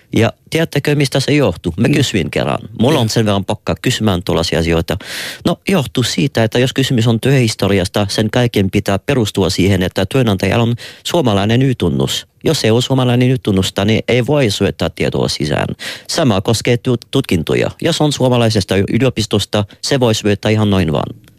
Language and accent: Finnish; Quebec, Canada; Finnish is a second language; now in Finland; mä oonkin Quebecista, joka on vielä jääkiekko painotteisempi kuin muu Kanada.